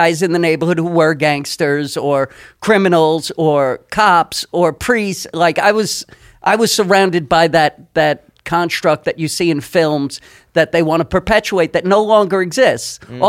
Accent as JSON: {"language": "English", "town": "New York City", "region": "New York", "country": "United States", "tie": "born or raised there", "also_born_or_lived": "Park Slope, Brooklyn", "said": "Born in Park Slope. And then I grew up in Flatbush."}